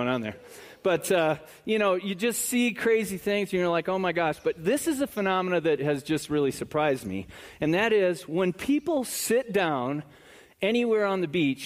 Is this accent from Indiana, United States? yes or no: yes; South Bend, Indiana, United States; also born or lived in Chicago; now in Florida, United States; I was born in Chicago, raised in northern Indiana in South Bend, lived here for almost 25 years, and have just been in Florida for like a year and a half